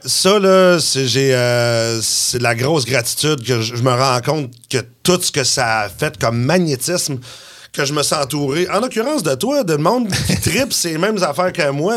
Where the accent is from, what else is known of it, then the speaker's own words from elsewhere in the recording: Quebec City, Quebec, Canada; moi, je suis de Québec